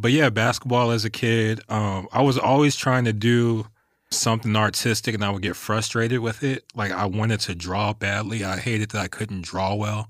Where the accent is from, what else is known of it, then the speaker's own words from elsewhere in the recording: West Covina, California, United States; also born or lived in Anchorage, Alaska; I'm from West Covina, the Covina area